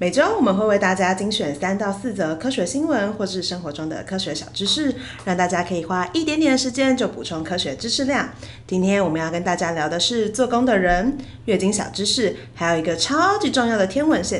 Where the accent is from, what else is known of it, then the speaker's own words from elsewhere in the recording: Taipei, Taiwan; 身为台北人，非常喜欢这段时候。